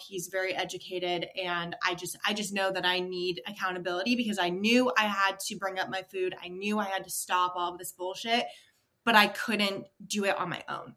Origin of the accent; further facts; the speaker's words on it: Maine, United States; I was born and raised in Maine, so everyone knows each other in that small town.